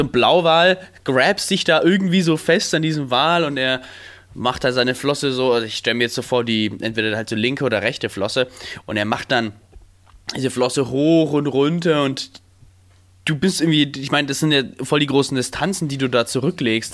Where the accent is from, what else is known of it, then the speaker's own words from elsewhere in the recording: Stein, Germany; in Stein, wo ich aufgewachsen bin